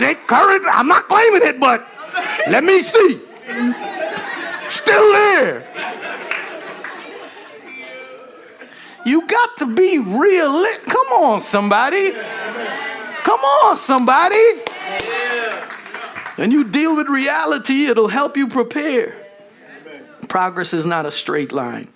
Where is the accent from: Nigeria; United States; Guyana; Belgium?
Guyana; moved away; as a Guyanese, when people ask you, you know, I'm from the Caribbean